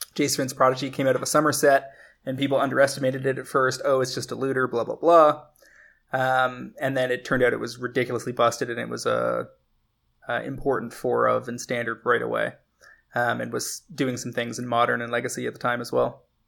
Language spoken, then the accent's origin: English; Canada; as a Canadian